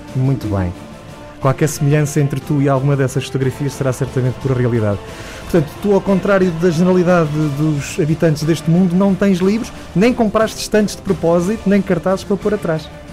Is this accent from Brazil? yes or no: no; Pinhão, Norte, Portugal; Eu sou do Pinhão